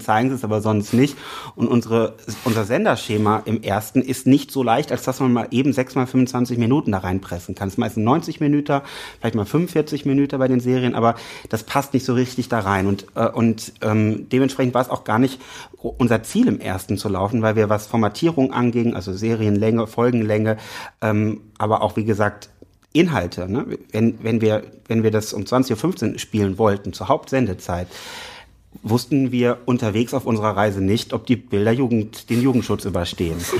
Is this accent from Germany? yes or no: yes; Rhineland, Germany; also born or lived in Berlin; ich bin vom Herzen Rheinländer